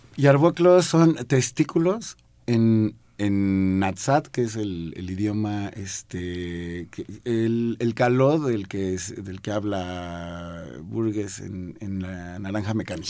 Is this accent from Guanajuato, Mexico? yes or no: no; Mexico City, Mexico; Yo crecí aquí en la Ciudad de México